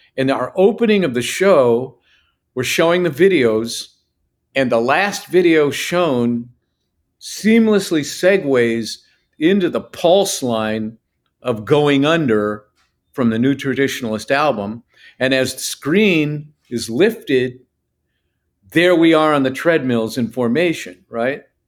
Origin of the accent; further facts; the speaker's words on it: northeastern Ohio, United States; our hometown, is northeastern Ohio